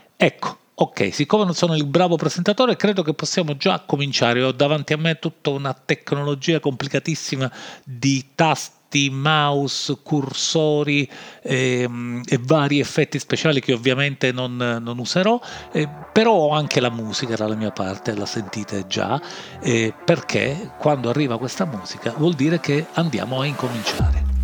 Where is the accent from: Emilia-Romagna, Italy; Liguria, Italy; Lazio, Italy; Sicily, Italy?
Sicily, Italy; accent: Sicilian; questo accento siciliano, eh, perché sono siciliano